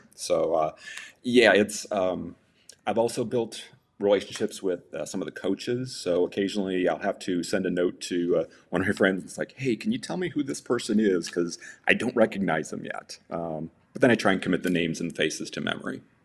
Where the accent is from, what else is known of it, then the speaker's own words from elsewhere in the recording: Kankakee, Illinois, United States; moved away as an adult; now in Arizona, United States; I'm originally from Illinois, around the Kankakee area